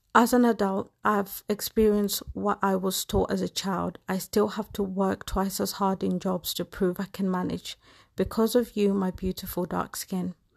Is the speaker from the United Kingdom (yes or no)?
yes; England, United Kingdom; I am a black woman, and I have grown up in England